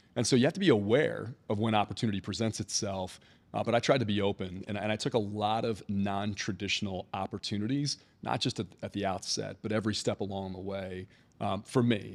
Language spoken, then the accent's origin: English; Philadelphia, Pennsylvania, United States; also born or lived in Atlanta; now in Maryland, United States; So I'm from Philadelphia originally. I grew up in the Philadelphia suburbs, and this feels a lot like home to me